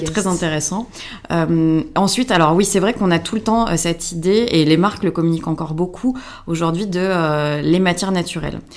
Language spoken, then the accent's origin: French; France; en tant que Français